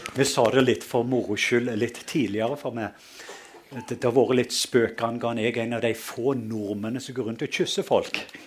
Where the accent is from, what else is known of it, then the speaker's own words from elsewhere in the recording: Western Norway, Norway; det har utfordra meg litt å være nordmann fordi jeg kommer fra Vestlandet